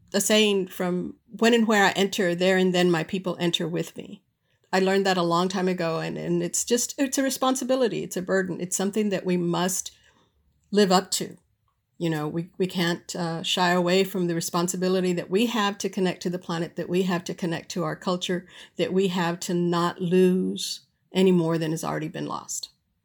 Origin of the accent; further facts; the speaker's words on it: United States; I'm Mexican American. Some of my friends are from El Salvador.